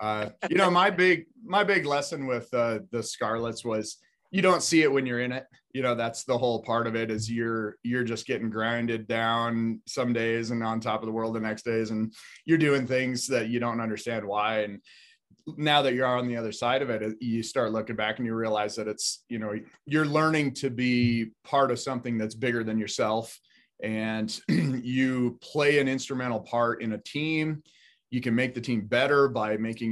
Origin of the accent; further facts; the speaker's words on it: Billings, Montana, United States; I was born in Billings. I went to, you know, West High. I graduated from MSU